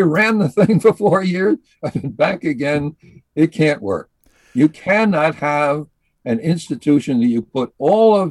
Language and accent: English; New York City, New York, United States; moved away; also born or lived in Syracuse; I was brought up in New York City, in Brooklyn, actually.